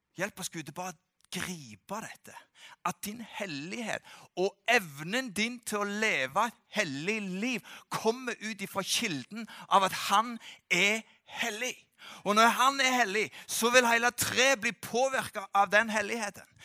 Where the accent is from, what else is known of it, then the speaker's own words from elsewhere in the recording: Norway; jeg kommer fra Gandalen